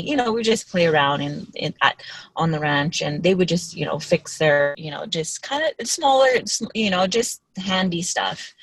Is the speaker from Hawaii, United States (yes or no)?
yes; Haleiwa, Hawaii, United States; it's a little town called North Shore or Haleiwa